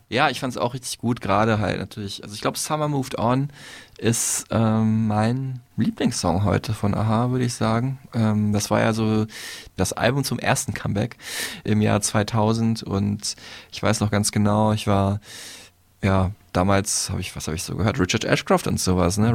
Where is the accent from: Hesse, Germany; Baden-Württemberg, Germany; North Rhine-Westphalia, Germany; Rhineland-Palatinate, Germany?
North Rhine-Westphalia, Germany; ich als Westfale bin da noch so der südlichste Nordeuropäer